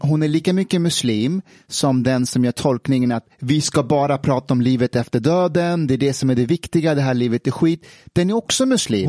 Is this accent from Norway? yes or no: no; Afghanistan; now in Sweden; när jag växte upp i Afghanistan